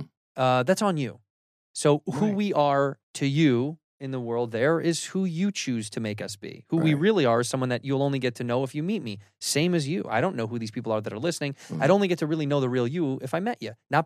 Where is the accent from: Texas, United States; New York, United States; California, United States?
California, United States; I grew up in Orange County.